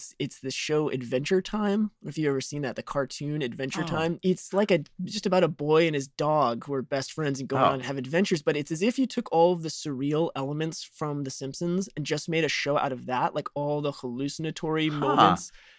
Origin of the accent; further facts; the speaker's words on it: Chicago, Illinois, United States; I grew up in Chicago